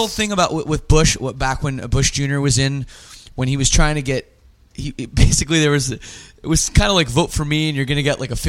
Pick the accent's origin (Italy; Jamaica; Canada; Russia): Canada; also born or lived in Estonia; I'm Canadian, obviously, and I'm also a European citizen.